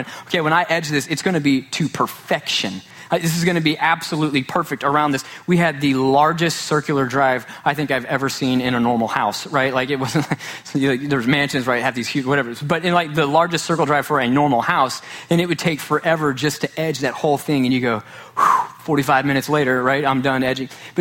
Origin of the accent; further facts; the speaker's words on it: Sachse, Texas, United States; growing up in Sachse, Texas.